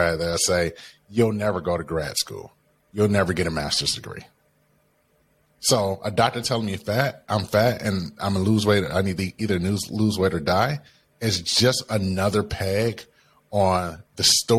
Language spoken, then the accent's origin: English; Detroit, Michigan, United States; I grew up in Detroit, Michigan, right? On the east side of Detroit, one of the roughest parts of the cities.